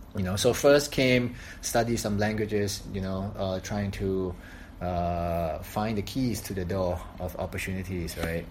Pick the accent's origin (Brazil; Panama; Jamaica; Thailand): Thailand; moved away as an adult; now in Shanghai, China; I'm from Thailand. Been in Shanghai, China for six to seven years now